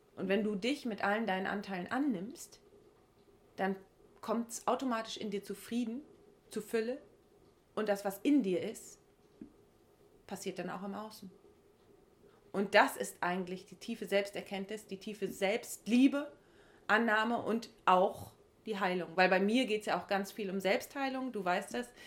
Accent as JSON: {"language": "German", "area": "Heiligenhafen area", "region": "Schleswig-Holstein", "country": "Germany", "tie": "born or raised there", "said": "in meiner Region oder in meiner Heimat"}